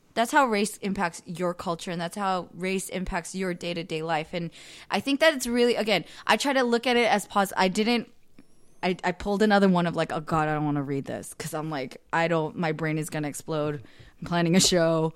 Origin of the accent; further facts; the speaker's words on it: Bay Area, California, United States; growing up in the Bay Area my whole life